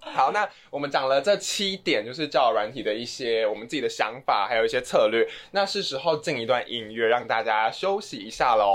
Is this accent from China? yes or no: no; Taiwan